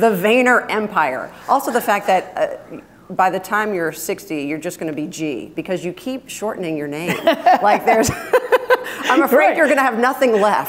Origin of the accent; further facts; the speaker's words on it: Alabama, United States; I grew up in Alabama, I'm a huge Alabama fan